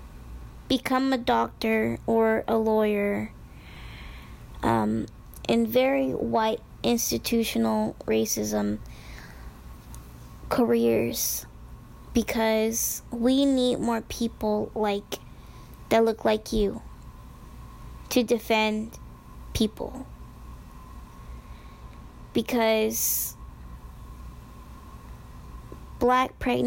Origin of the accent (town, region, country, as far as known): Midwest, United States; born or raised there